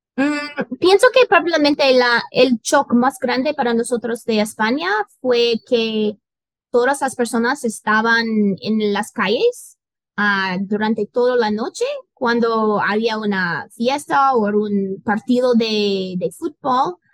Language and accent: Spanish; San Diego, California, United States; Spanish is a second language; moved away; nací en San Diego, y es la ciudad más cerca de, de la frontera de México